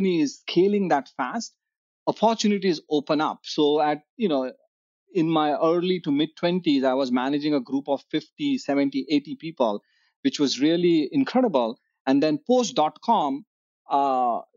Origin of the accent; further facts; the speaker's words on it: Mumbai, Maharashtra, India; growing up in Bombay